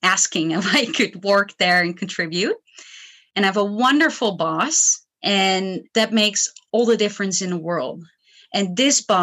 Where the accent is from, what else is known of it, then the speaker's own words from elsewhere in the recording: Netherlands; I come from the Netherlands.